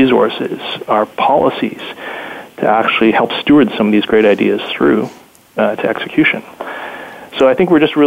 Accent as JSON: {"language": "English", "country": "Canada", "said": "being Canadian"}